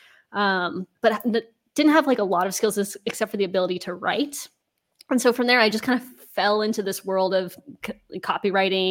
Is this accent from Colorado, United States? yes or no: yes; Denver, Colorado, United States; moved away as an adult; also born or lived in Maine / Amsterdam; now in Netherlands; I'm originally from Denver, Colorado in the US